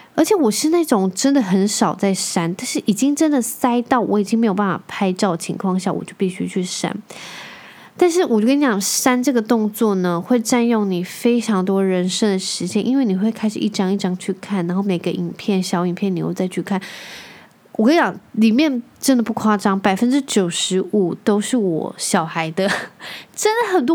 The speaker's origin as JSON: {"language": "Chinese", "country": "Taiwan", "tie": "born or raised there", "said": "我从小就在台湾长大"}